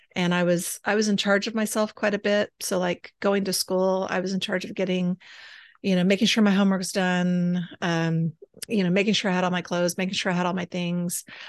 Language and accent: English; Austin, Texas, United States; moved away; also born or lived in San Angelo, Texas; grew up in the weird capital of the United States, Austin, Texas